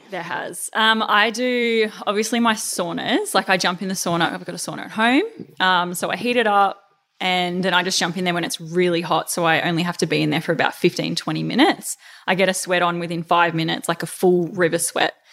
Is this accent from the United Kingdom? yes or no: no; Melbourne, Victoria, Australia; moved away as an adult; also born or lived in Queensland; back in my hometown